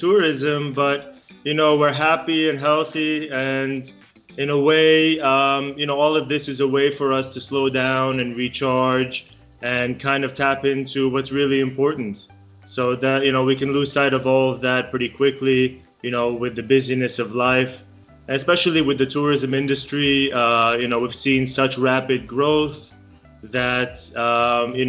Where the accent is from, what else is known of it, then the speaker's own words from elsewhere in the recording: United States; moved away as an adult; also born or lived in Israel; now in Japan; So I was born in Israel. And lived there until I was 7. And without asking me, my parents took us all to America. And that's where I grew up